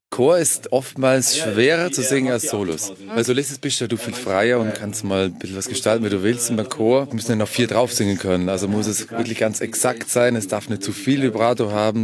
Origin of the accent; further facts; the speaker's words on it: Vorarlberg, Austria; in Vorarlberg, in meiner Heimat